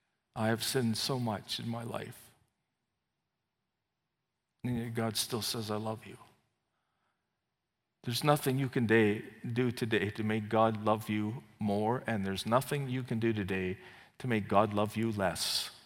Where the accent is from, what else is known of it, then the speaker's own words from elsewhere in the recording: Canada; also born or lived in England; I said, no, I'm Canadian. He says, give me your passport. Well, I'm also British. I was born in England.